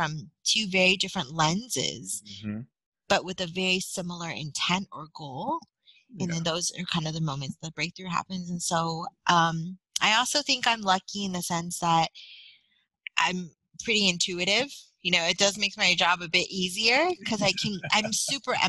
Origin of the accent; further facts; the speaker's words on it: San Francisco, California, United States; I'm born and raised in San Francisco